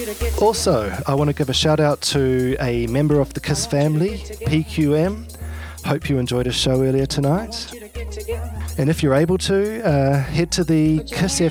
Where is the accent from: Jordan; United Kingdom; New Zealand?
New Zealand; moved away; also born or lived in Melbourne, Australia; I've actually had to move back to my home country of New Zealand